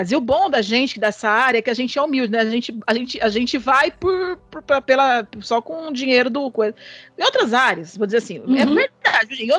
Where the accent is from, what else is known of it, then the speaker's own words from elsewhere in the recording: São Paulo, Brazil; moved away as an adult; now in Goiás, Brazil; Não, eu sou de São Paulo.